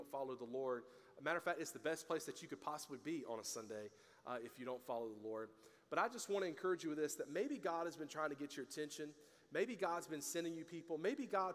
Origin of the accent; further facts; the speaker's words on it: the South, United States; I grew up in the South.